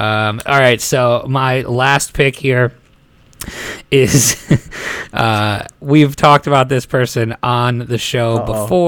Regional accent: New Jersey, United States; in honor of my home state, New Jersey

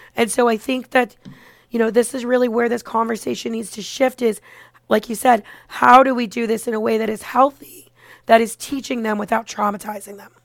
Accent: Parkland, Florida, United States; moved away as an adult; also born or lived in Orlando, Florida; now in New York, United States; I grew up in the Parkland area and I went to college in Orlando.

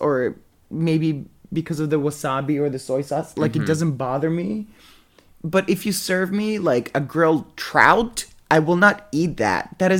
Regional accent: Thailand; Well, I grew up in Thailand

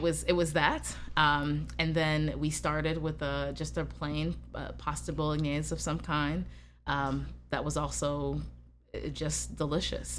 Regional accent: United States; I'm from America

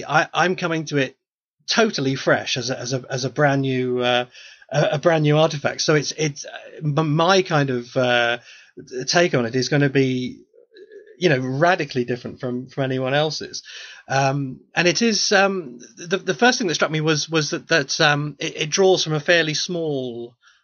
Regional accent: United Kingdom; I'm British

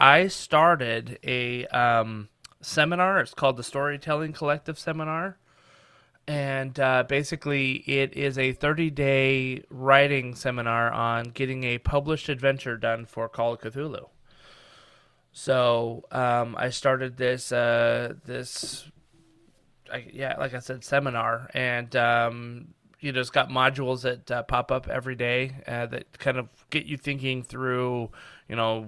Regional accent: Reno, Nevada, United States; I grew up in Reno, Nevada, which is just over the mountains from San Francisco out west

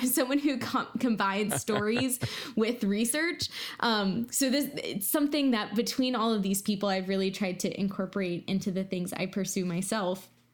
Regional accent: Virginia, United States; I'm from Virginia

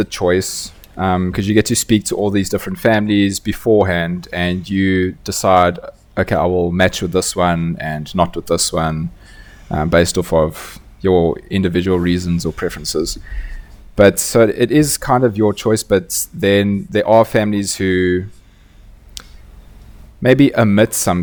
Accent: Johannesburg, Gauteng, South Africa; also born or lived in Austin, Texas; I'm from Johannesburg, South Africa, born and raised

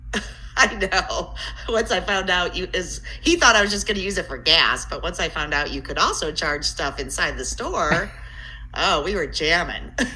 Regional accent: Elyria, Ohio, United States; I grew up on the uh, west side of Cleveland, Elyria.

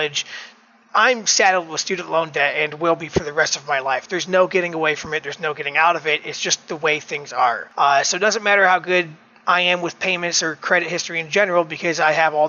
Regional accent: Elyria, Ohio, United States; After graduating high school in 2004 in my hometown of Elyria, Ohio

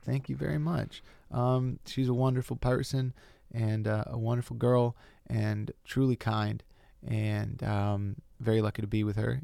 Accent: Lakeside, California, United States; moved away as an adult; also born or lived in Brooklyn, New York; now in Los Angeles, United States; I grew up out in East County in a place called Lakeside

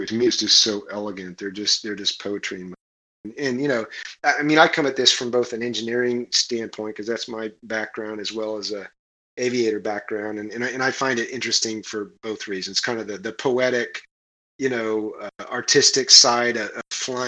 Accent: Kansas, United States; I'm from Kansas, right? We don't do boats in Kansas. In fact, I didn't see the ocean until I was 13.

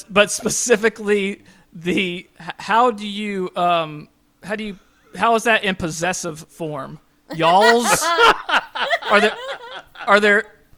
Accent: Kings Mountain, North Carolina, United States; moved away; I'm from North Carolina originally, a little town called Kings Mountain right outside Charlotte, right off 85

